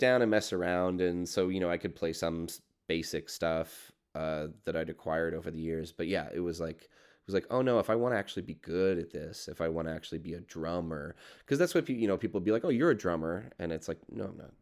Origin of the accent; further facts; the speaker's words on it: Burlington, Ontario, Canada; I grew up in Burlington, which is like the, has the nine oh five